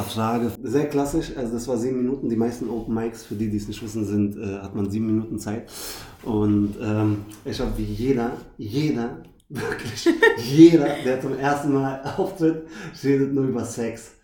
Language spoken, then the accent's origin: German; Berlin, Germany; ich bin Berliner. Ich bin echt einer von den wenigen